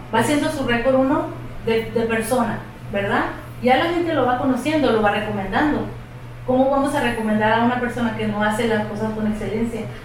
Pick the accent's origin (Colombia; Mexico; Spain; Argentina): Mexico; moved away as an adult; also born or lived in El Paso, Texas, United States; now in Texas, United States; Cuando yo nací, entonces decidió regresar y fue que pues me llevó para allá.